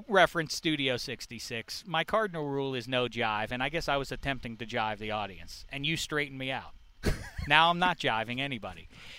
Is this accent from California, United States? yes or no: no; Pittsburgh, Pennsylvania, United States; moved away; also born or lived in Hollywood